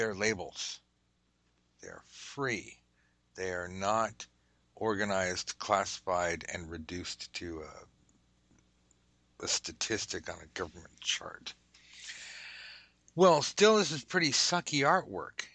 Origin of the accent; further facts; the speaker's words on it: Southern California, United States; I'm from Southern California, so we don't even like blankets.